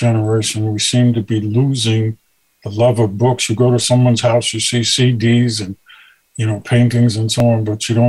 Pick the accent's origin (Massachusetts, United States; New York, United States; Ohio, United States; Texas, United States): New York, United States; New York City; I grew up in Brooklyn